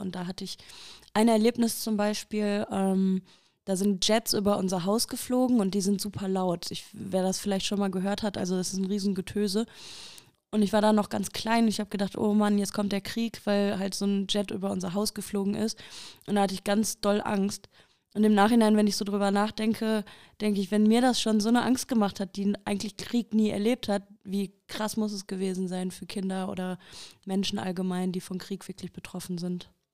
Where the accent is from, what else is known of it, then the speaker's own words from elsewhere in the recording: Haltern am See, North Rhine-Westphalia, Germany; ich komme aus Deutschland, ähm, aus einer Stadt, die Haltern heißt. Also die ist hier ganz um die Ecke von Recklinghausen. Und da bin ich geboren